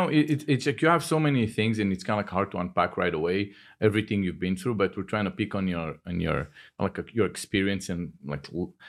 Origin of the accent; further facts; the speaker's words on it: Cooper City, Florida, United States; I'm from Cooper City.